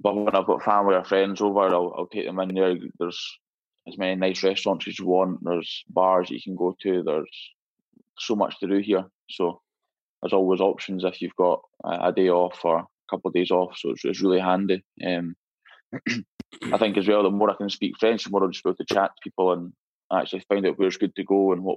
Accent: Stirling, Scotland, United Kingdom; moved away as an adult; also born or lived in Glasgow; now in Paris, France; I'm from about 45 minutes north of Glasgow, from Stirling

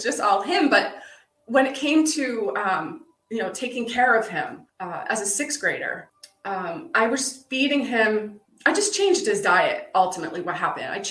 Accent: Pennsylvania, United States; started on a farm growing up in Pennsylvania

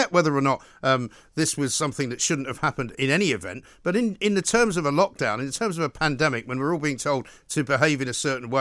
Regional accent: London, United Kingdom; as a Londoner, born and bred, lived here all my life without exception for a few years where I went abroad

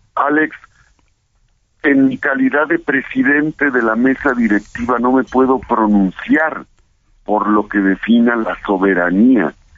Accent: Puebla, Mexico; yo soy de Puebla

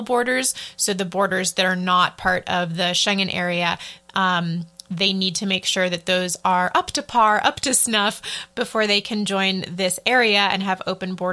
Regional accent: United States; I'm always speaking as an American, someone who can enter Europe visa-free

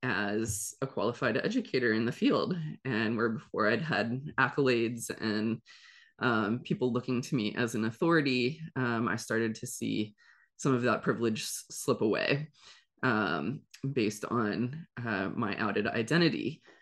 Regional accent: Ohio, United States; moved away as an adult; also born or lived in South Korea; So I am originally from Ohio and immediately after graduating college, went to school for psychology and English. I moved to South Korea

